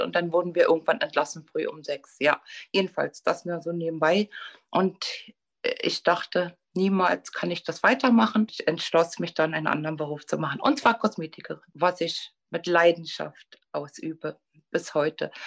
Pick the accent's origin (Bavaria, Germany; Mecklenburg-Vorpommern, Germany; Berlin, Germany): Berlin, Germany; Ich bin 1959 geboren in Berlin und bin zur Schule gegangen, auch in Pankow